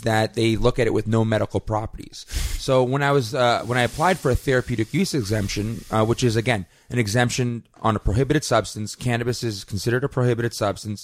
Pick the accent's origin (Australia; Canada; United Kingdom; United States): Canada; my fundamental rights as a Canadian